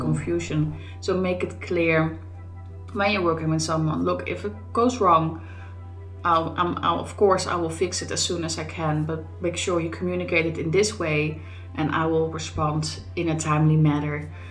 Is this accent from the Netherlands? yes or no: yes; Netherlands; now in Scotland, United Kingdom; I grew up in the Netherlands